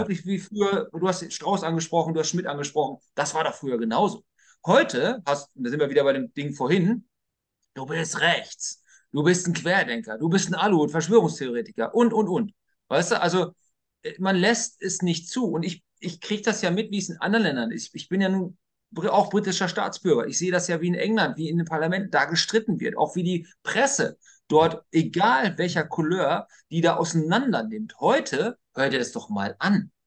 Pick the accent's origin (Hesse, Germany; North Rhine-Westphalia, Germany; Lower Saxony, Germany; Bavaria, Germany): Lower Saxony, Germany; bei uns in Niedersachsen